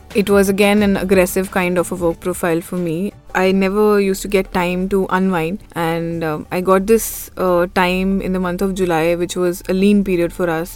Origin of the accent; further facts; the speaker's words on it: Sonipat, Haryana, India; moved away as an adult; also born or lived in Delhi NCR; I'm from Sonipat. I have stayed in Delhi NCR for around 9 years